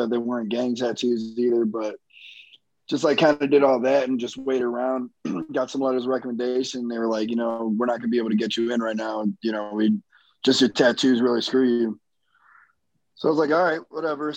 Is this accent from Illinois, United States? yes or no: yes; Chicago, Illinois, United States; I grew up in Chicago